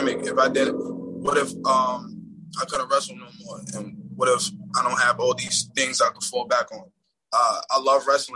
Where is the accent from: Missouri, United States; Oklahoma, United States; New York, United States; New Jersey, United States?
New York, United States; I grew up in Harlem